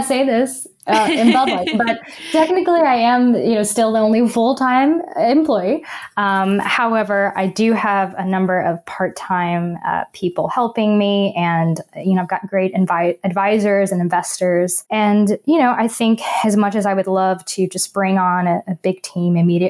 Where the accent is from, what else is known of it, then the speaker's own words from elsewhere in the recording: the South, United States; because for me, like growing up in the South, I think a great example is the holidays.